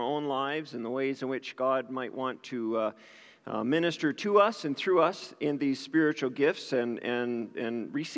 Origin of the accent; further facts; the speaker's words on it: New Glasgow, Nova Scotia, Canada; moved away; I grew up in New Glasgow, Nova Scotia